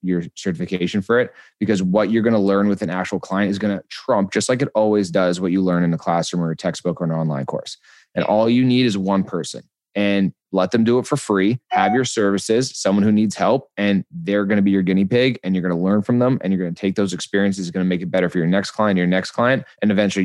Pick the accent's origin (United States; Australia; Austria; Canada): Canada; British Columbia; also born or lived in Calgary, Alberta; Born in Calgary, moved to British Columbia when I was 6